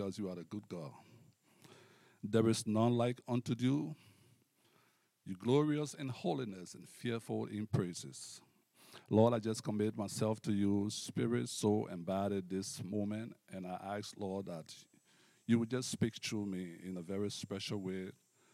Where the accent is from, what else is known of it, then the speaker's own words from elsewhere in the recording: Liberia; moved away as an adult; also born or lived in United States; now in Canada; I hail from Liberia, West Africa